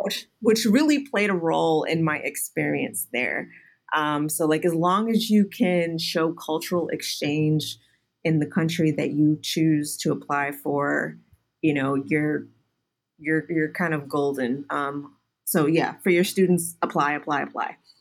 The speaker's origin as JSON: {"language": "English", "town": "Houston", "region": "Texas", "country": "United States", "tie": "born or raised there", "also_born_or_lived": "New York", "moved": "yes", "said": "I grew up in Houston"}